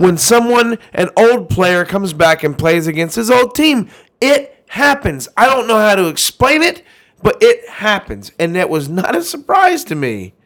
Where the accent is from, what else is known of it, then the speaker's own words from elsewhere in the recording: Georgia, United States; I grew up in Georgia, man. I grew up in the dirty South.